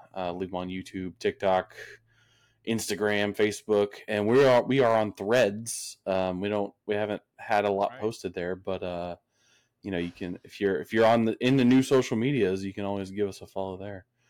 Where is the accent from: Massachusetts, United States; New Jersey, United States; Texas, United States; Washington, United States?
Texas, United States; now in Tennessee, United States; I'm from Texas